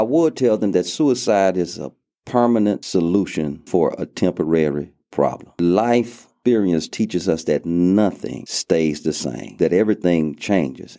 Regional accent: Lake Charles, Louisiana, United States; moved away as an adult; now in Abilene, United States; I grew up in Lake Charles, Louisiana

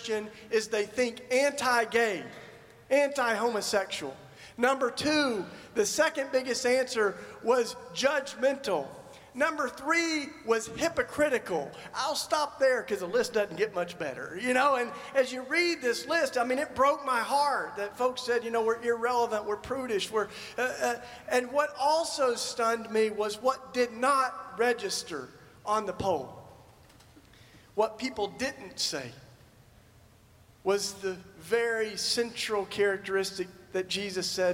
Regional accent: Tennessee, United States; I grew up in Tennessee in the Bible Belt

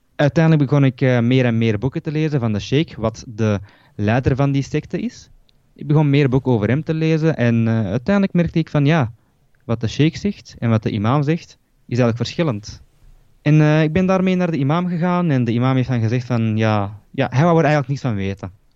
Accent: Belgium; ik ben hier eh, geboren in België

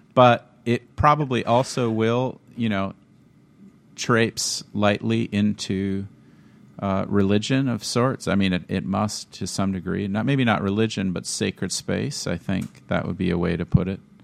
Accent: Minnesota, United States; moved away as an adult; also born or lived in Washington; now in Wisconsin, United States; growing up in Minnesota means that you were under the heavy hand of Lutheran choral tradition

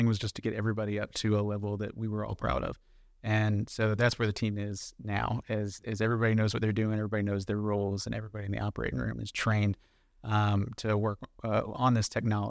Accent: Jacksonville, Florida, United States; Yeah, so born and raised in Jacksonville, Florida. I went to undergrad at University of Central Florida in Orlando.

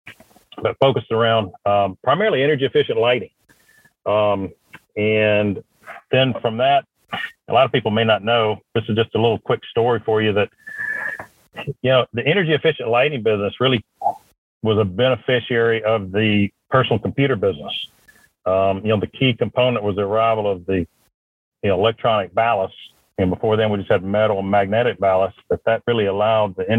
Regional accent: Madison, Georgia, United States; also born or lived in Mississippi; I was born in Mississippi. All of my family's from Mississippi, but my father was in manufacturing, and he got moved over for an opportunity in Georgia. And I grew up in Georgia.

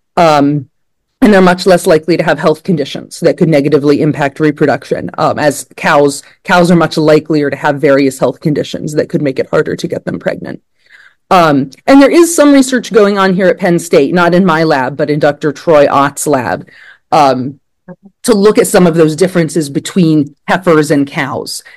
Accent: Blacksburg, Virginia, United States; moved away as an adult; now in State College, United States; I grew up in Blacksburg, Virginia, and I was in 4 H as a kid

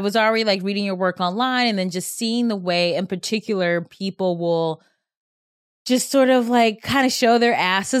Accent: Cleveland, Ohio, United States; I'm Cleveland

